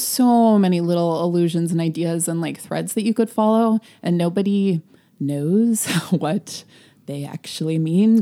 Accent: United States; we're American

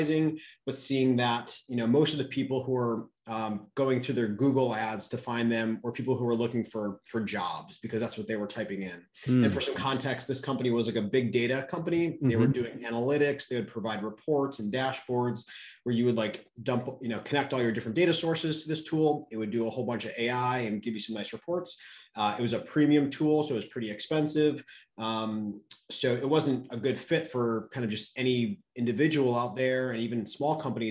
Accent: New York, United States; now in Austin, United States; I'm originally from New York

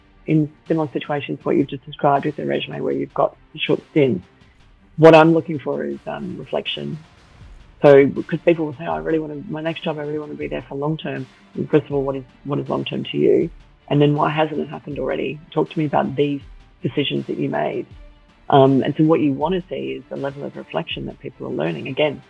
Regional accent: Melbourne, Victoria, Australia; also born or lived in Scotland / Southern Africa; So I was born in Scotland. We then moved to Southern Africa. My brother was born there. And then we moved to Melbourne. My mum is Australian, my dad is Scottish. So then started schooling in Melbourne.

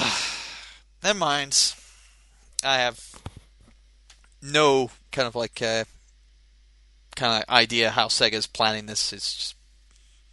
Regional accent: Scotland, United Kingdom; I'm Scottish

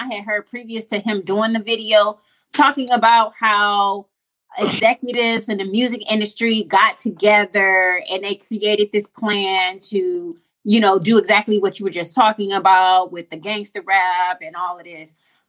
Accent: Cleveland, Ohio, United States; shout out to Cleveland, because I'm from Cleveland.

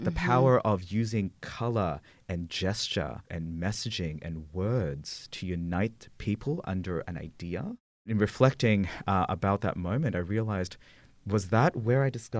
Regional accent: Philippines; born there; Yeah, so I was born in the Philippines under the Marcos dictatorship, which is always a fun way to introduce yourself at a party.

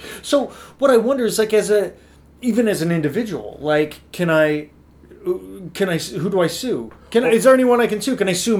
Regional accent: Northwest Iowa, United States; So I grew up in Northwest Iowa.

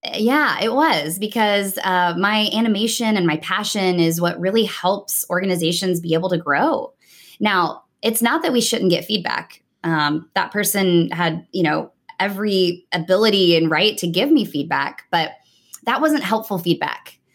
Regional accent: Nashville, Tennessee, United States; moved away as an adult; also born or lived in New York City / Dallas, Texas; now in Houston, United States; I was born and raised in Nashville, Tennessee

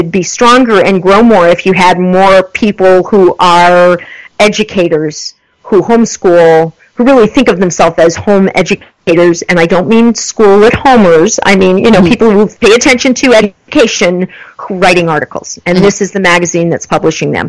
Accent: United States; moved away; also born or lived in New York / Texas; I grew up in New York and Texas.

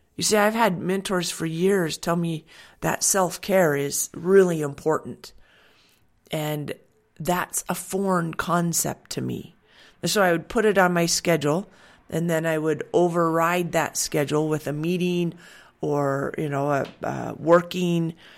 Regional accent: Washington, United States; I grew up in Washington

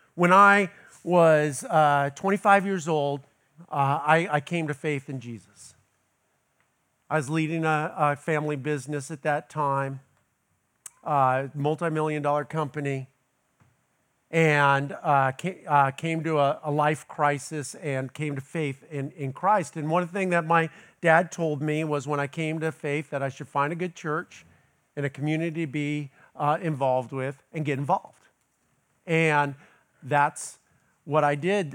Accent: Los Angeles, California, United States; now in Tallahassee, United States; I'm originally from Los Angeles

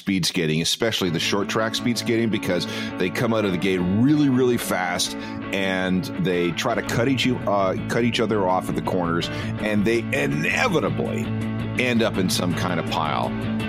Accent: Canadian prairies, Canada; I grew up on the Canadian prairies, so my high school actually offered a course in curling.

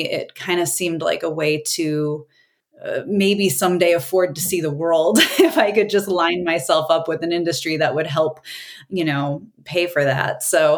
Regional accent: Wisconsin, United States; moved away; I came from Wisconsin. And so that was beer country there.

